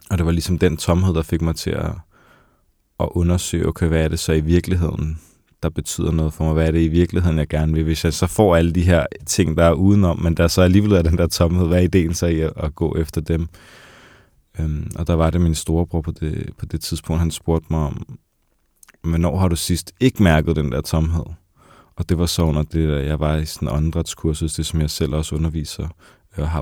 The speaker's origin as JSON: {"language": "Danish", "town": "Copenhagen", "region": "Capital Region of Denmark", "country": "Denmark", "said": "hvor jeg kommer fra det her meget hårde miljø fra Vesterbro og Nørrebro"}